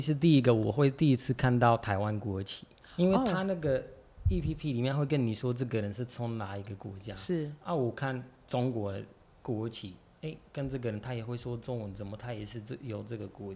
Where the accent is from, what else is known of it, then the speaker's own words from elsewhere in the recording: Morocco; Chinese is a second language; moved away as an adult; now in Taiwan; 我来自摩洛哥